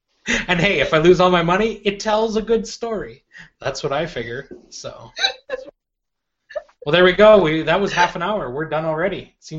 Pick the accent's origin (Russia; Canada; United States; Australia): Canada; we're Canadian